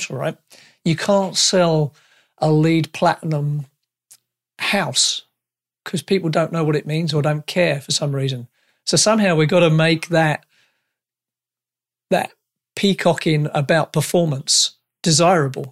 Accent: United Kingdom; now in Canada; I'm a Brit

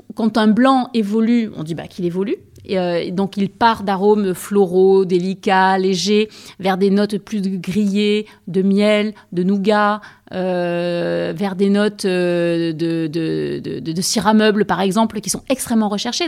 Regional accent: Aix-en-Provence, Provence-Alpes-Côte d'Azur, France; moi j'étais aixoise, et j'étais d'Aix-en-Provence

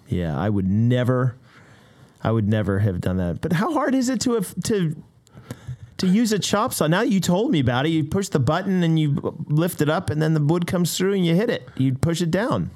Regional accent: United States; now in Canada; as an American

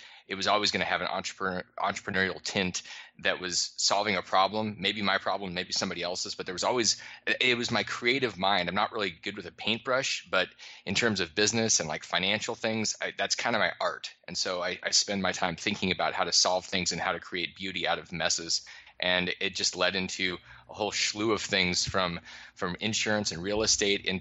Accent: Alaska, United States; moved away; I grew up in Alaska

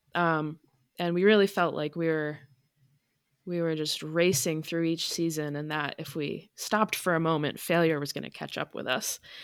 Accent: Vermont, United States; moved away as an adult; also born or lived in Maine / Massachusetts / Connecticut; now in Unity, Maine, United States; I grew up born in Maine, raised in Vermont, went to college in Massachusetts, lived in Connecticut for a bit. Um, so I just consider myself a New Englander

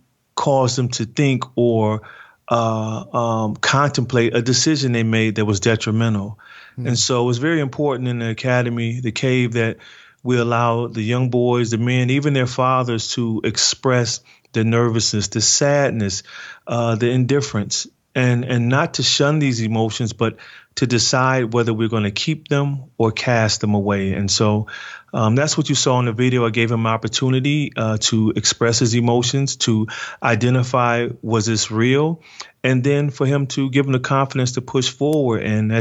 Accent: Detroit, Michigan, United States; what I've experienced growing up in Detroit without a father

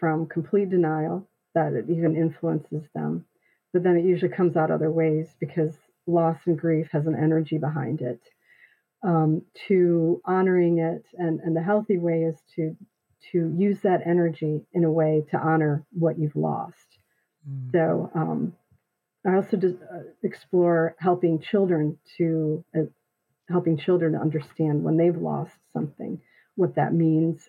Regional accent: Midland, Michigan, United States; my hometown of Midland, Michigan

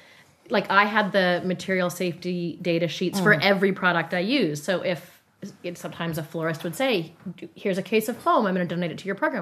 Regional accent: Calgary, Alberta, Canada; I'm like, hey, like, I'm from Calgary.

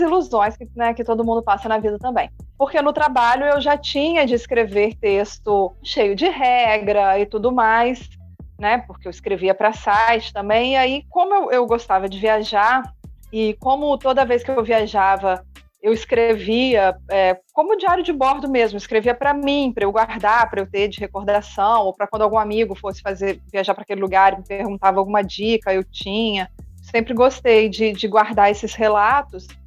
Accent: Minas Gerais, Brazil; moved away as an adult; also born or lived in Rio de Janeiro; eu já morava em outro estado diferente diferente do, do meu estado natal, né? eu morava no Rio de Janeiro, é, eu sou de Minas

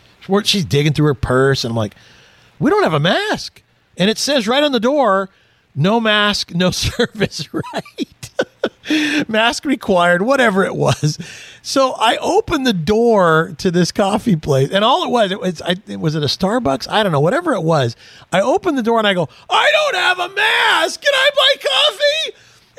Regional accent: Houston, Texas, United States; I was born in Houston

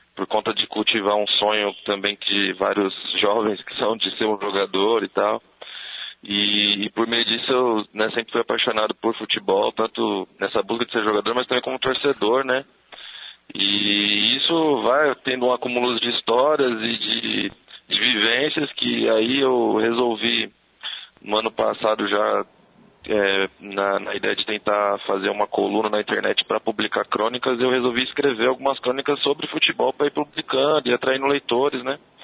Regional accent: São Paulo, Brazil; eu moro em São Paulo, eu sou do, do bairro de Pirituba

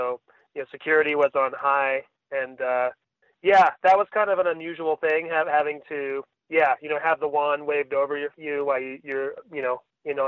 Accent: Bellevue, Washington, United States; moved away as an adult; now in Utah, United States; I'm actually from the Seattle area. Bellevue, Washington is on the east side of Lake Washington

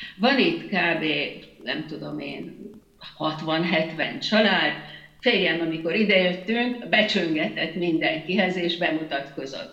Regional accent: Hungary; moved away as an adult; now in Netherlands

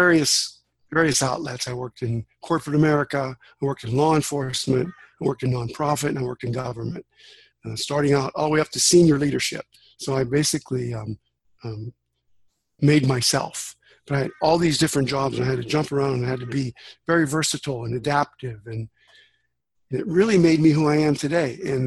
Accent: Western Pennsylvania, United States; I grew up in Western Pennsylvania in USA, Steel Town.

